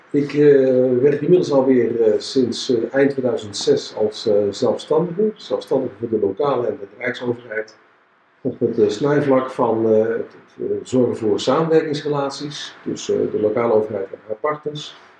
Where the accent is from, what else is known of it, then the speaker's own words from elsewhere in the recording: Tilburg, North Brabant, Netherlands; Ik ben 61, ik ben geboren in Tilburg, ik woon in Tilburg